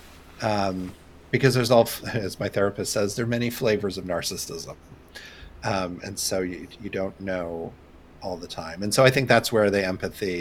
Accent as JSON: {"language": "English", "region": "Indiana", "country": "United States", "tie": "born or raised there", "said": "growing up in Indiana"}